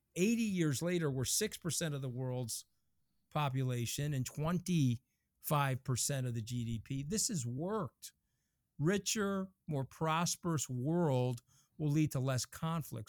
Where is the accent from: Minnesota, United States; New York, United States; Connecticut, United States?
New York, United States; I'm a New Yorker